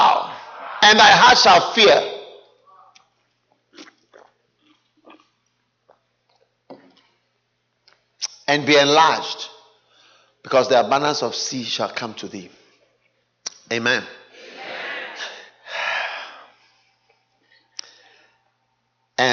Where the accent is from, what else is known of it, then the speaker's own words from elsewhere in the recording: Ghana; I am from Ghana